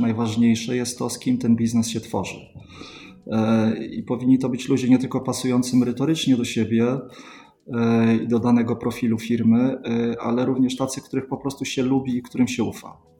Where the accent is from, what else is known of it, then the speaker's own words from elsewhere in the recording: Sweden; moved away as an adult; now in Poland; Ja się wychowałem w Szwecji, tam kończyłem szkołę podstawową, studia